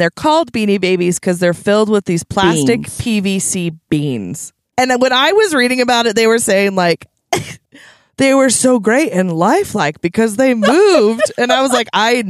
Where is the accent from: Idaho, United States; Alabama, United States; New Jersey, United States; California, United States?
Idaho, United States; Shelley; We're from Idaho